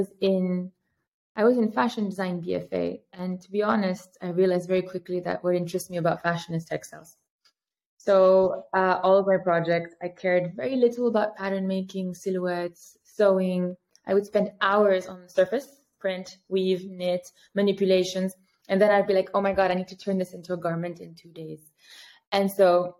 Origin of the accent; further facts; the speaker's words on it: Paris, Île-de-France, France; moved away as an adult; also born or lived in New York, United States / Riyadh, Saudi Arabia; now in Amsterdam, Netherlands; I grew up in Paris.